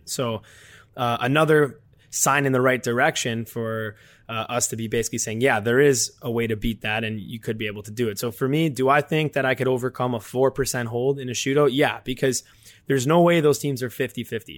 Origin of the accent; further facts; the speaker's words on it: Canada; we're from, we're from Canada